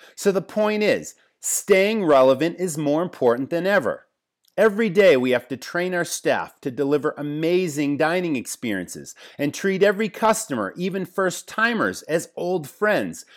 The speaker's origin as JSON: {"language": "English", "region": "Massachusetts", "country": "United States", "tie": "born or raised there", "said": "I grew up in Massachusetts"}